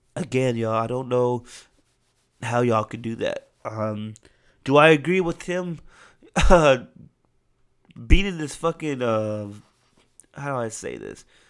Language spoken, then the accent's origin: English; United States; As an American citizen